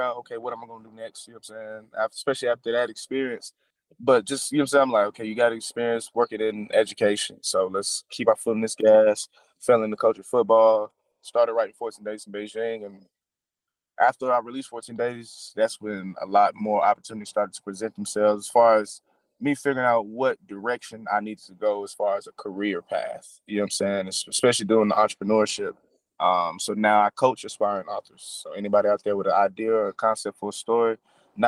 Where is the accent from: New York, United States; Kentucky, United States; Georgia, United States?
Georgia, United States; Atlanta; I'm born and raised in Atlanta, Georgia